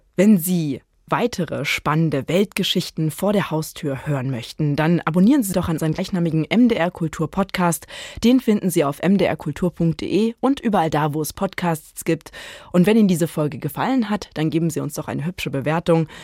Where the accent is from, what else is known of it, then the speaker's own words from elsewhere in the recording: Brandenburg, Germany; ich komme ja aus Brandenburg und man wächst da anders mit Fontane auf